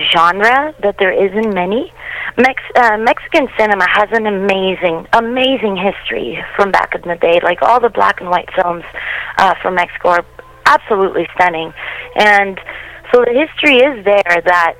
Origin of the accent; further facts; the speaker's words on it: Canada; also born or lived in Latin America; I grew up here in Canada, you know, the other half of my life